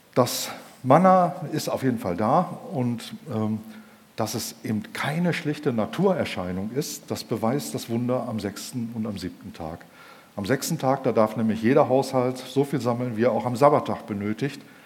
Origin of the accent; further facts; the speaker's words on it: Germany; wir Deutschen